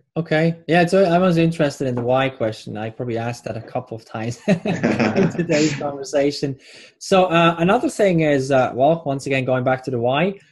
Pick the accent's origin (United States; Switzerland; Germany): Switzerland; I'm Swiss